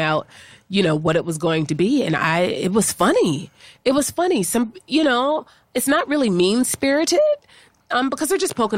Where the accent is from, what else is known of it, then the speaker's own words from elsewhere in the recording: Pittsburgh, Pennsylvania, United States; now in New York, United States; I'm originally from Pittsburgh, Pennsylvania, living here in New York